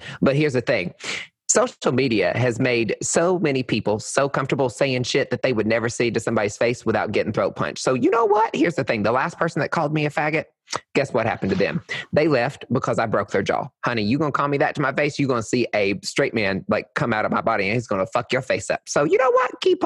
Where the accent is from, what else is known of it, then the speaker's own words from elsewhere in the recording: Arkansas, United States; I'm from Arkansas